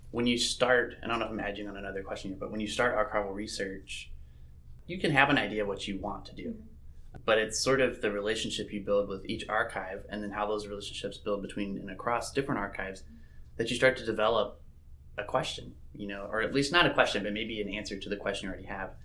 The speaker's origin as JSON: {"language": "English", "region": "Mississippi", "country": "United States", "tie": "born or raised there", "said": "I grew up in Mississippi"}